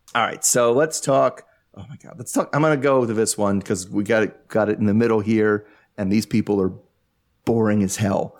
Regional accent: United States; I'm from America

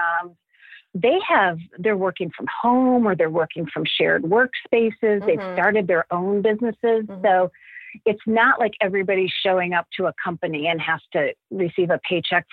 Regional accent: Cleveland, Ohio, United States; moved away; I grew up in Cleveland and my husband and I, both of our families are back in Cleveland.

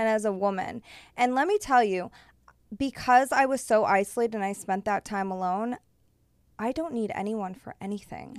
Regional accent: Massachusetts, United States; now in Los Angeles, United States; I'm from Massachusetts

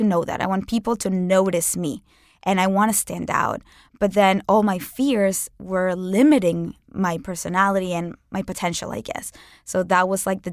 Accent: Venezuela; moved away as an adult; now in United States; growing up in Venezuela, one of the most dangerous countries in the world

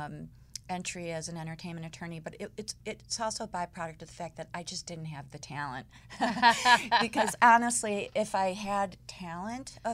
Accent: Skokie, Illinois, United States; moved away as an adult; also born or lived in Chicago; now in Los Angeles, United States; came from growing up in a Holocaust environment. I'm from Skokie

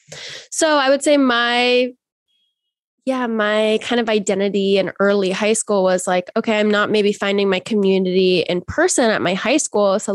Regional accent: Seattle, Washington, United States; I'm from Seattle, Washington originally, but I grew up in like a really Catholic conservative bubble in this extremely liberal city

